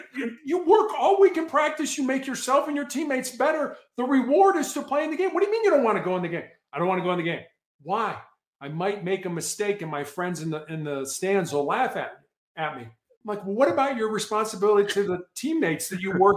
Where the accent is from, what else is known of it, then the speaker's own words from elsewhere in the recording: Chicago, Illinois, United States; growing up in Chicago, I played basketball in the same conference with a guy by the name of Isaiah Thomas.